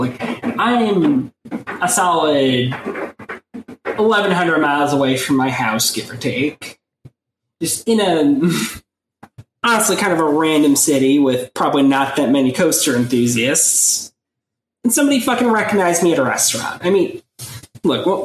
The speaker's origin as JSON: {"language": "English", "region": "New York", "country": "United States", "said": "I'm from New York"}